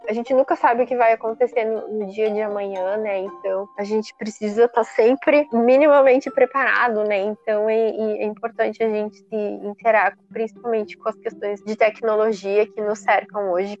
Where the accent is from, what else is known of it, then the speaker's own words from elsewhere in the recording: Brazil; nós, como brasileiros